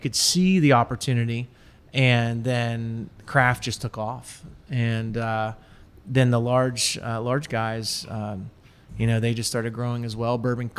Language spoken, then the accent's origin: English; Williamsburg, Pennsylvania, United States; Small town called Williamsburg. Like Williamsburg, Virginia, there's one in Pennsylvania that's near Altoona State College area.